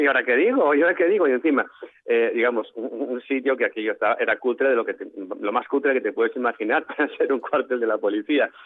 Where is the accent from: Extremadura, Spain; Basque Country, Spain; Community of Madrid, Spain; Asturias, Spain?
Asturias, Spain; Oviedo; yo soy de Oviedo